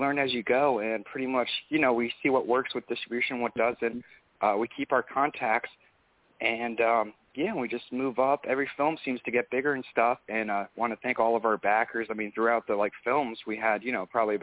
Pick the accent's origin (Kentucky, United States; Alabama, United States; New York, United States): New York, United States; moved away; also born or lived in Los Angeles; I'm originally from New York